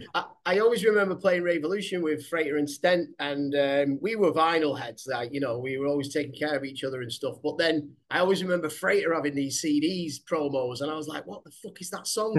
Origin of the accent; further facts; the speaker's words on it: Manchester, North West England, United Kingdom; my hometown, Manchester.